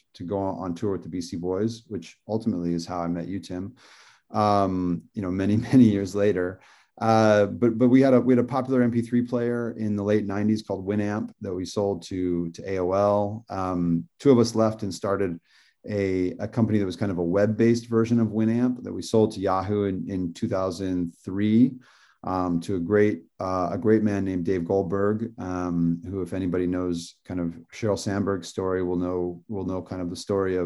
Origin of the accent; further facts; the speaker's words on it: Indiana, United States; now in Malibu, United States; I'm from Indiana. I grew up with computers